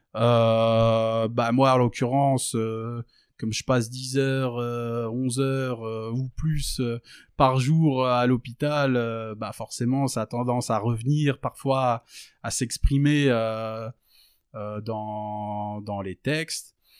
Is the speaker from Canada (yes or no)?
no; France; j'ai grandi j'ai grandi en France dans dans dans la campagne française je suis d'origine tunisienne d'origine euh, palestinienne.